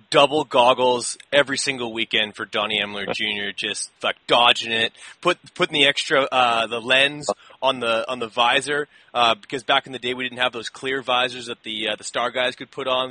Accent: Canada; I'm Canadian

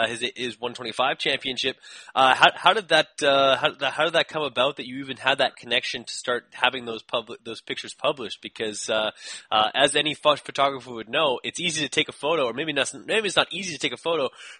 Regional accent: Canada; as a Canadian

